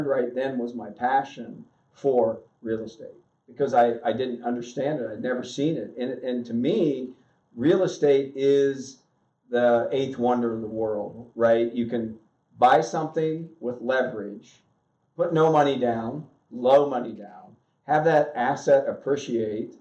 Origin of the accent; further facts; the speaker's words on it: Southern Ohio, United States; I was born and raised in Southern Ohio, probably the poorest area in Ohio